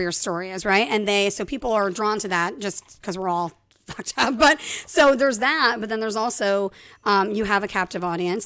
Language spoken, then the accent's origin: English; Ireland; I'm Irish